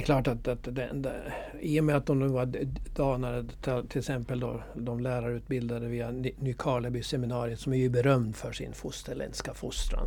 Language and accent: Swedish; Åland Islands; här hemma på Åland